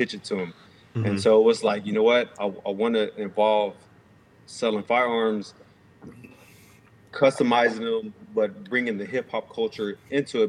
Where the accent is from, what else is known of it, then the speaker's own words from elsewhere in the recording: Houston, Texas, United States; a guy I grew up with here in Houston